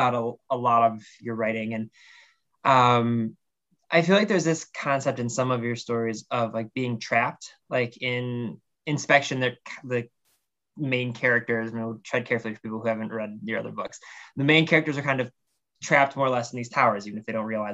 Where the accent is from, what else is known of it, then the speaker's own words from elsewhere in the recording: Ohio, United States; I'm from Ohio